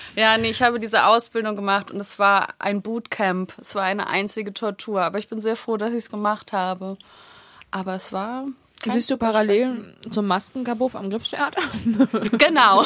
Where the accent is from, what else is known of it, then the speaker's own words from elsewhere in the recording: Berlin, Germany; Ich bin in Schöneberg geboren und in Wilmersdorf und Schöneberg groß geworden.